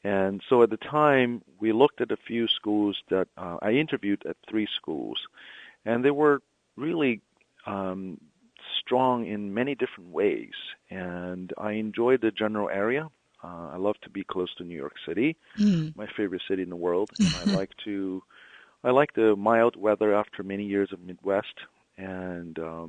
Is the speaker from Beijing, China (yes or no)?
yes; Beijing, China; moved away as an adult; also born or lived in Ann Arbor, Michigan; now in Delaware, United States; I was born and raised in Beijing, China, the capital of the Middle Kingdom.